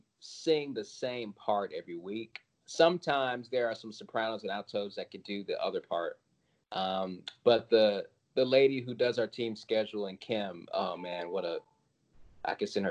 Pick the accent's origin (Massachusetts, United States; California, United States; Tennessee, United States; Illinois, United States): Tennessee, United States; Collierville; now in Nashville, United States; I grew up outside of Memphis, mostly